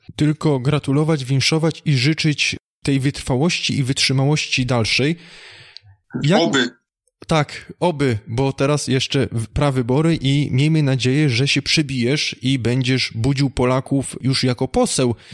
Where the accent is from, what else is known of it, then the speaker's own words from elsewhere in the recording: Opole Voivodeship, Poland; pochodzę mniej więcej z tamtych okolic, województwo opolskie